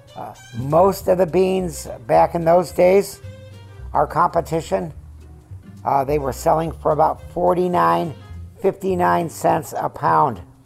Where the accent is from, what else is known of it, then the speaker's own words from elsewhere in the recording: California, United States; also born or lived in Syracuse, New York / Van Nuys, California; I was born in Syracuse, New York. Uh, we left there when I was three and a half and I remember nothing about it. We came to California